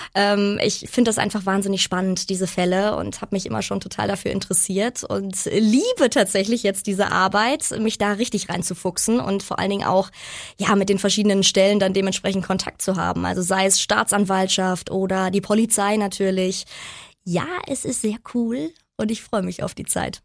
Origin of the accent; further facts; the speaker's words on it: Unna, North Rhine-Westphalia, Germany; das so meine Heimat, meine Hut ist